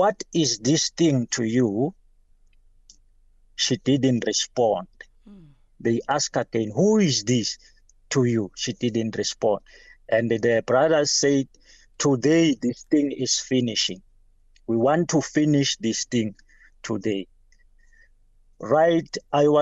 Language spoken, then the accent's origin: English; Nelspruit, Mpumalanga, South Africa; I'm from Nelly Spread